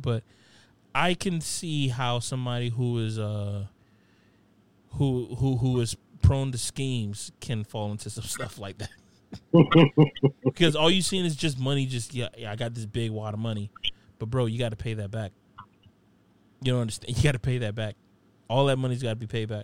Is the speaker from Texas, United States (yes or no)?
no; Opa-locka, Florida, United States; growing up in Opa-locka